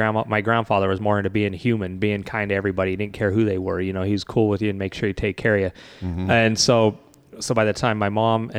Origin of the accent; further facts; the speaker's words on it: Salt Lake City, Utah, United States; also born or lived in Blackfoot, Idaho; growing up in Utah. Yeah. So we ended up making our home in Salt Lake City for a while.